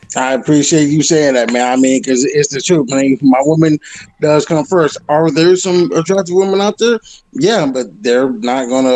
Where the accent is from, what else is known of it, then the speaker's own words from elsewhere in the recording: Detroit, Michigan, United States; now in Colorado, United States; I'm originally from Detroit, Michigan